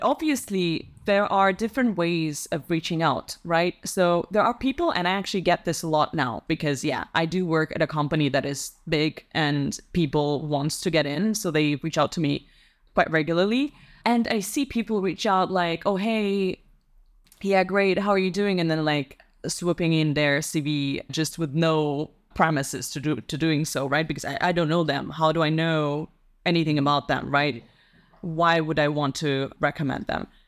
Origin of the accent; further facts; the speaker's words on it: Russia; English is a second language; moved away as an adult; also born or lived in Italy; now in Netherlands; I grew up in Russia